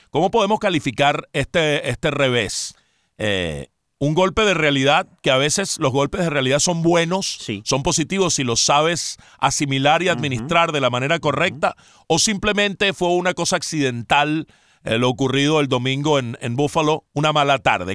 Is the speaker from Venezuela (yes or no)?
yes; Venezuela; moved away; como tantos venezolanos que pues hemos salido del país